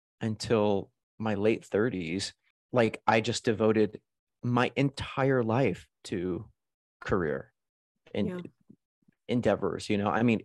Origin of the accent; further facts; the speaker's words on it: New York City, New York, United States; I was like, I'm a New Yorker. I live in New York. I work on Broadway.